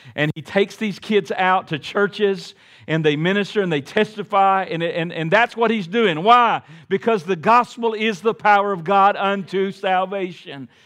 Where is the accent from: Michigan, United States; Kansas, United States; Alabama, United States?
Alabama, United States; Montgomery; growing up in Montgomery, Alabama